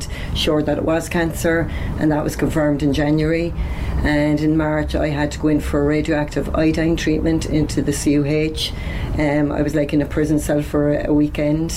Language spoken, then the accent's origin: English; Cork, Munster, Ireland; now in Carrigaline, Ireland; I'm originally from the north side, so I'll always be an Ori